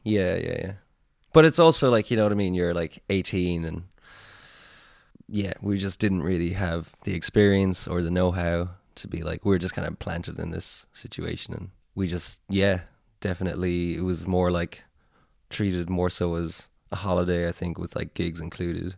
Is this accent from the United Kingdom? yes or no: no; Tipperary, Munster, Ireland; now in Cork, Ireland; We're all from Tipperary, but, like, I live in Cork